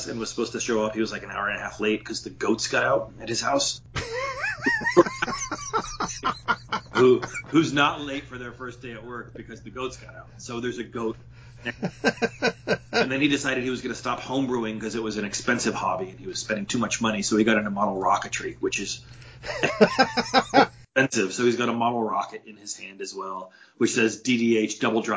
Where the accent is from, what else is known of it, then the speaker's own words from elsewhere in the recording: Bay Area, California, United States; growing up in California, there were always people selling oranges by the freeway. Not so much where I lived, because I was more in the Bay Area